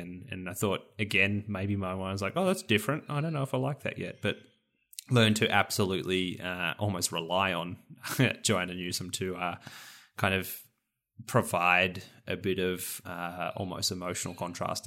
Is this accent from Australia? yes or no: yes; Rosebud, Victoria, Australia; my home, or one of my hometown, or near my hometown, Rosebud